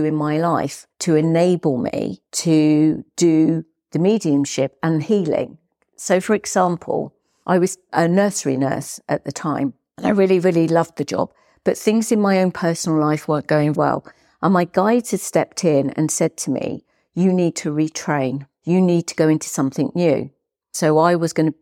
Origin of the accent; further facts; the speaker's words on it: Hastings, South East England, United Kingdom; I was born in Hastings in East Sussex.